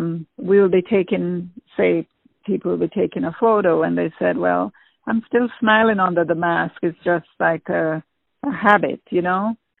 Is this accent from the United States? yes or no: no; Jamaica; moved away as an adult; I always wanted to be a nurse, but I went into a hospital in Jamaica once, and I don't know if it was the smell or what, and I fainted.